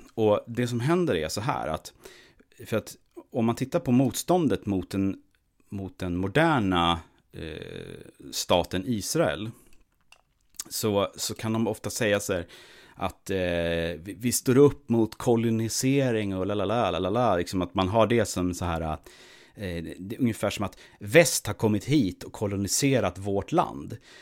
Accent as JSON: {"language": "Swedish", "country": "Sweden", "said": "som svensk"}